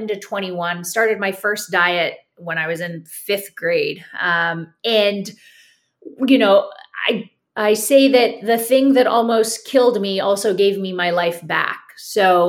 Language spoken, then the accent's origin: English; Toronto, Ontario, Canada; now in St. Petersburg, United States; I'm originally from Toronto, Canada